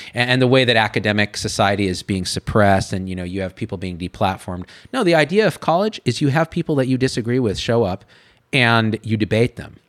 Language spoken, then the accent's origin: English; Clovis, California, United States; moved away as an adult; also born or lived in San Francisco / Berkeley; I'm this kid from Clovis, California. Like it's one of the most conservative places in California